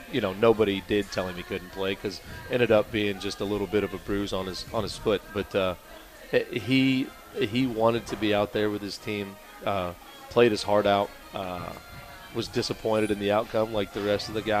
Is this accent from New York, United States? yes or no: no; Jimtown, Indiana, United States; I'm from Jimtown, where everything was celebrated together as a community